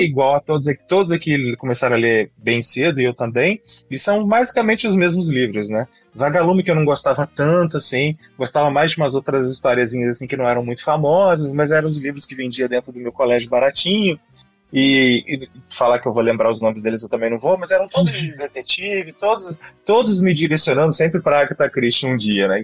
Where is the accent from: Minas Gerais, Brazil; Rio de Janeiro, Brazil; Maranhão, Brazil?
Minas Gerais, Brazil; Juiz de Fora; na cidade onde eu nasci e estudei, fiz a faculdade, Juiz de Fora, Minas Gerais